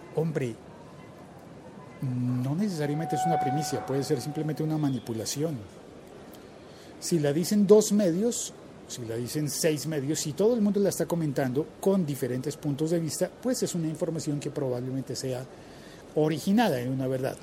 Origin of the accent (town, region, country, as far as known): Colombia